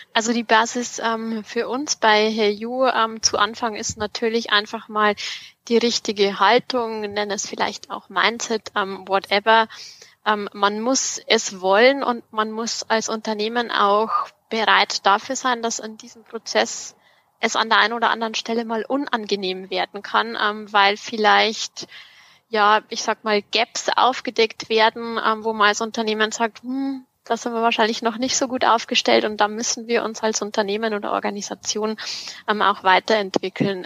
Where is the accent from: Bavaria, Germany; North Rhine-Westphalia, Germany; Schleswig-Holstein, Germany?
Bavaria, Germany; district of Freyung-Grafenau, Bavarian Forest, Germany; das ist auch die Region, ähm, wo ich aufgewachsen bin ähm, und was so meine Heimat ist